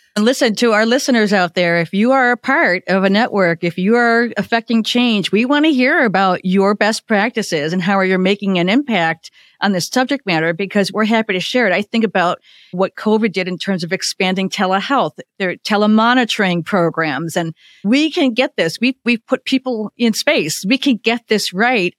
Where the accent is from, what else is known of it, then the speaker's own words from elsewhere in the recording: Illinois, United States; I'm from Illinois, and I have two children